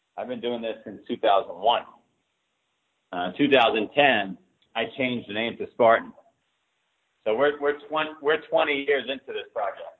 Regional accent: New York City, New York, United States; now in Boston, United States; I grew up in Queens, New York

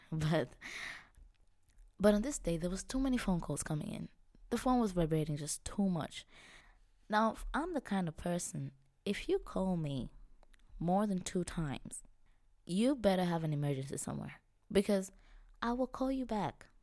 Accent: Kilimanjaro, Tanzania; moved away as an adult; also born or lived in Europe; now in Vienna, Austria; I was born and raised in Tanzania. I come from Kilimanjaro. I'm Chaga by tribe

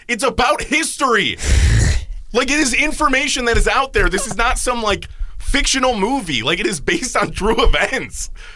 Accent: Cleveland, Ohio, United States; growing up and constantly being there. Like I just have a different connection to Cleveland

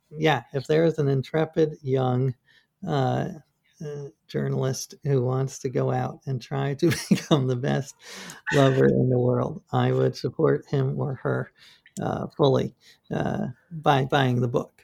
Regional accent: New York, United States; I grew up in New York

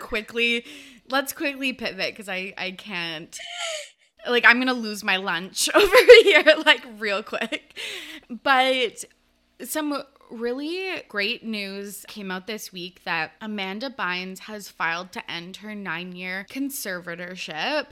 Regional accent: Canada; I'm from Canada

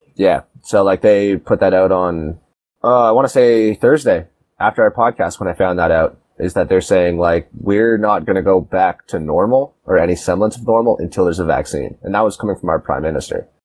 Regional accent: Toronto, Ontario, Canada; I'm an actor from Toronto, Ontario

